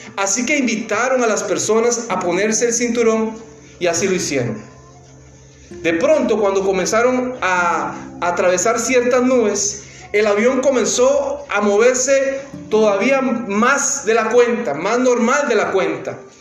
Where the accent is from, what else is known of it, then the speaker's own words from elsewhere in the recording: Costa Rica; now in New Jersey, United States; De Costa Rica, el país del pura vida.